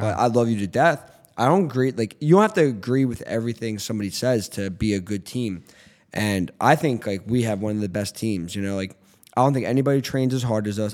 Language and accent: English; Philadelphia, Pennsylvania, United States; I didn't grow up in North Philly, but I grew up in Northeast Philly. Like, I grew up in Philly my whole life